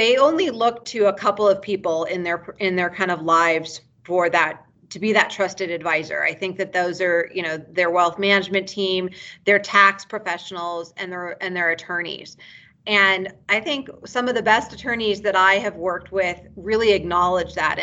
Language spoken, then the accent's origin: English; United States; moved away as an adult; also born or lived in Bethesda, Maryland / Santa Barbara, California; now in Reno, United States; I'm originally from Lake Tahoe. That's where I was born and raised.